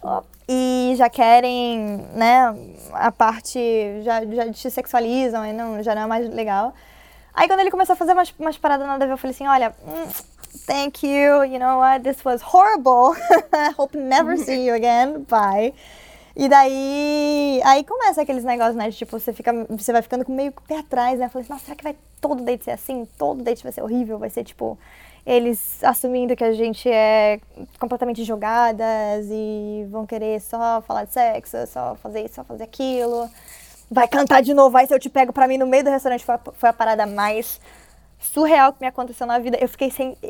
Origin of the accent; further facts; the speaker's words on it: Brazil; moved away as an adult; now in Los Angeles, United States; eu tive que acabar voltando pro Brasil